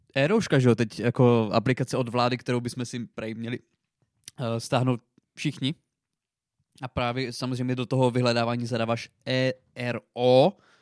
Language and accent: Czech; Přerov, Olomouc Region, Czechia; u nás v Přerově